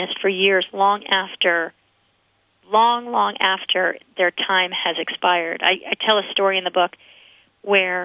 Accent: United States; I wasn't born in Germany. I was raised in America and born in America

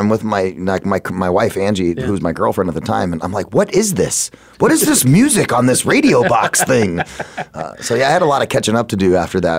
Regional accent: Phoenix, Arizona, United States; born or raised there

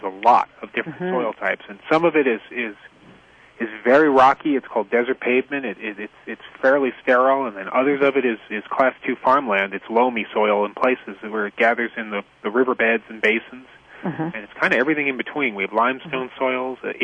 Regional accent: New England, United States; now in Big Bend National Park, United States; Originally, I was up in New England

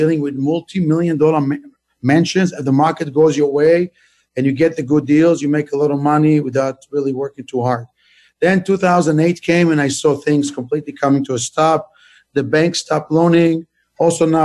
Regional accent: Israel; moved away as an adult; now in United States; I'm originally from Israel

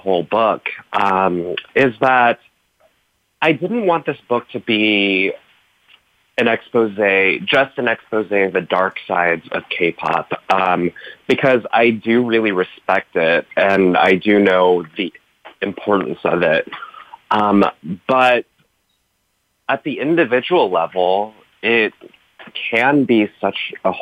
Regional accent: United States; Growing up in America, but having parents who were born in Korea

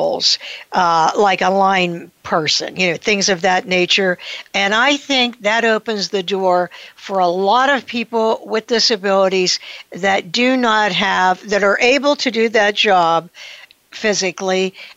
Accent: Pittsburgh, Pennsylvania, United States; right here in my hometown of Pittsburgh, Pennsylvania

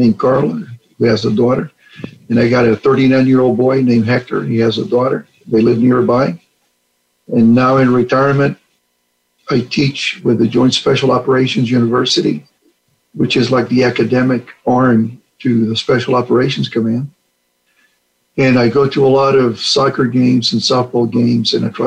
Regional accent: Puerto Rico; moved away as an adult; also born or lived in Manhattan, New York; I grew up in Puerto Rico

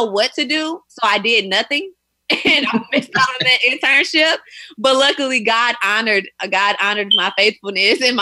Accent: St. Louis, Missouri, United States; moved away as an adult; now in New York, United States; I'm from St. Louis, Missouri

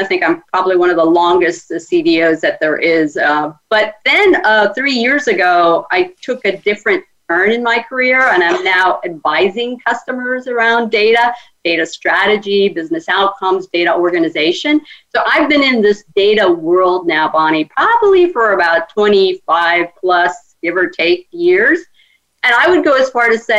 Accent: Cuba; now in United States; I'm Hispanic. I was born in Cuba and came to the United States.

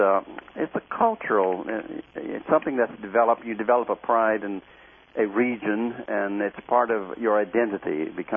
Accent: the South, United States; I grew up in the South.

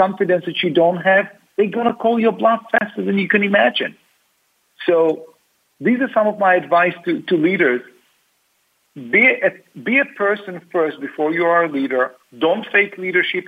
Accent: Tel Aviv, Tel Aviv District, Israel; now in United States; I grew up in Tel Aviv.

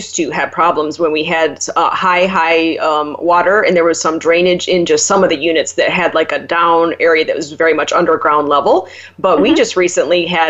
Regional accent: Michigan, United States; now in Chicago, United States; I'm originally from Michigan before moving to Chicago here

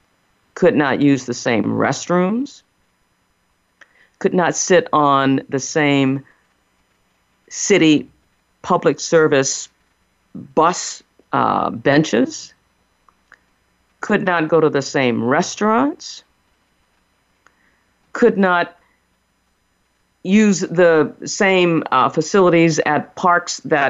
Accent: New Orleans, Louisiana, United States; we're from New Orleans

